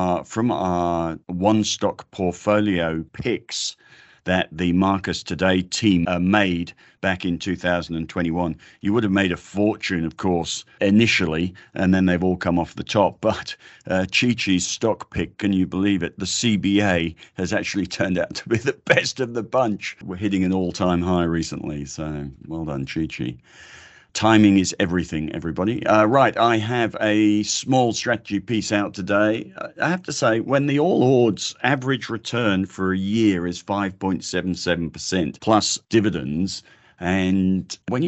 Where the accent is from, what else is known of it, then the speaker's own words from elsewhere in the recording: Australia; It's the most wonderful thing about being Australian. Everybody's got two soccer teams.